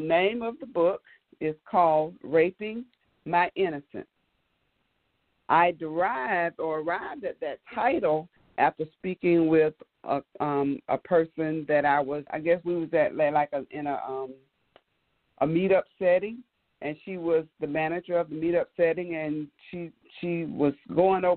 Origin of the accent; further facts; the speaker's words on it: Birmingham, Alabama, United States; now in Lithonia, United States; I'm from Birmingham, Alabama, but right now I'm living in Lithonia, Georgia